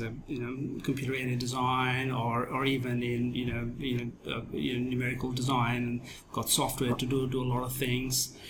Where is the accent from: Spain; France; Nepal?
Nepal; moved away as an adult; also born or lived in India / Thailand / Japan; now in Australia; I was born and bred in Nepal